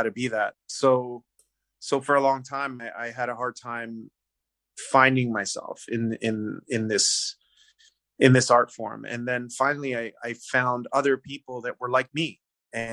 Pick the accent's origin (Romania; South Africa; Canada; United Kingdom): Canada; I was born in Canada. My heritage or my parents are Italian